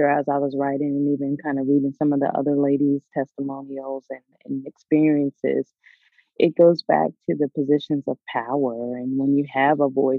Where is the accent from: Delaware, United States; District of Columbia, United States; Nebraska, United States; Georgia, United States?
Delaware, United States; moved away as an adult; also born or lived in the South (US); I grew up in the North. I grew up in Delaware, and actually I'm there right now